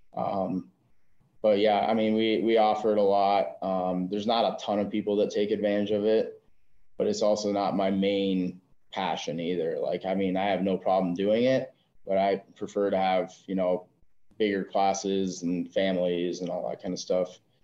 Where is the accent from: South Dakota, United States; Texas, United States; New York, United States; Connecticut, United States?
South Dakota, United States; moved away as an adult; I'm originally born and raised in South Dakota.